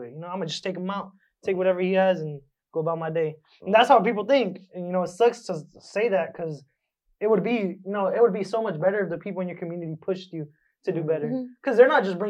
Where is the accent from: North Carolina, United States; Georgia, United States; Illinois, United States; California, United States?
California, United States; Lindsay; I'm from Lindsay.